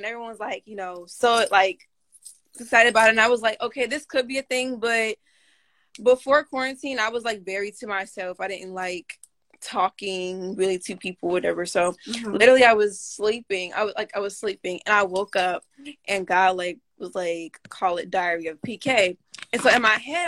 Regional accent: Maryland, United States; I'm from Maryland

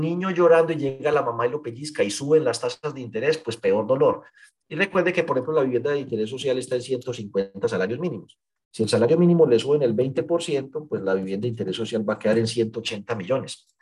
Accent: Paisa region, Antioquia, Colombia; aquí somos paisas

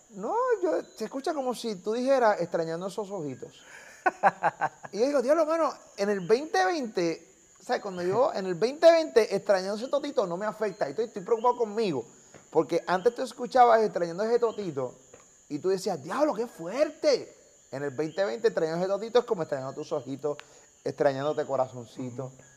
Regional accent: Carolina, Puerto Rico; soy de los pendejos de Carolina

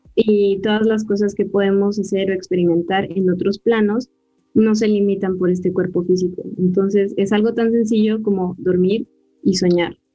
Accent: Mexico; como buena mexicana

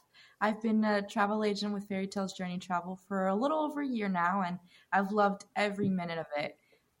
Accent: Florida, United States; I'm a proud Floridian, born and raised.

